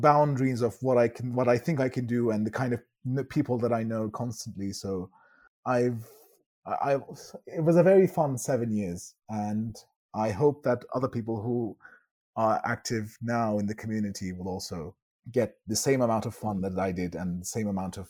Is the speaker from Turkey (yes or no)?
yes; Turkey; also born or lived in France; now in Ankara, Turkey; I am from Turkey thorough and through